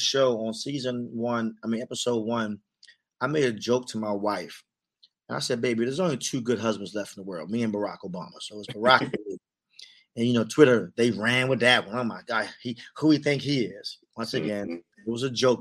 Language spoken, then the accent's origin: English; Baltimore, Maryland, United States; now in Washington, D.C., United States; They renamed my street that I grew up on, Quicksilver Way